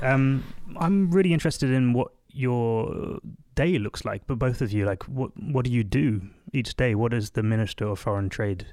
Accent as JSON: {"language": "English", "region": "England", "country": "United Kingdom", "tie": "born or raised there", "moved": "as an adult", "lives_now": "Sweden", "said": "born and raised in England, but the last few years I've been living and working in Sweden."}